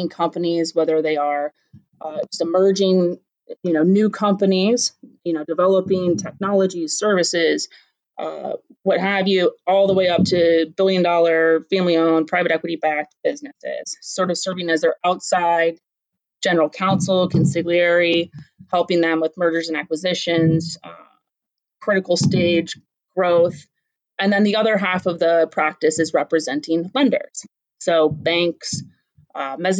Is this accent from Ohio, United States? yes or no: yes; Columbus, Ohio, United States; also born or lived in Akron, Ohio; for the most of my childhood, I grew up in Columbus